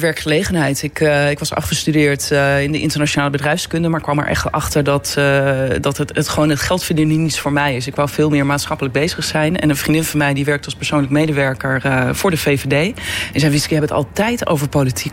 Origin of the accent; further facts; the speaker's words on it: Beets, North Holland, Netherlands; moved away as an adult; now in The Hague, Netherlands; ik kom uit het Noord-Hollandse. in Beets wonen heel veel mensen uit Amsterdam-Noord.